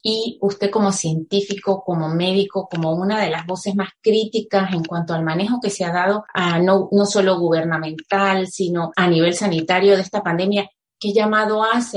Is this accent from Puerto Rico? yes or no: no; Venezuela; now in Spain; como decimos en venezolano